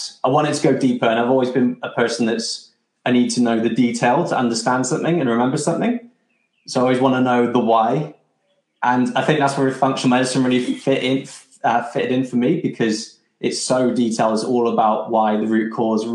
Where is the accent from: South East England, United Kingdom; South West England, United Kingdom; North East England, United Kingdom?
South West England, United Kingdom; Bristol; moved away; also born or lived in London; I'm from Bristol originally.